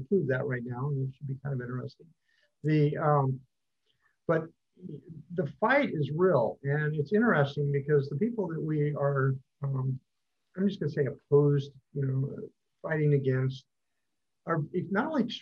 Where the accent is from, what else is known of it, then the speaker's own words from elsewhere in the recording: California, United States; I'm from California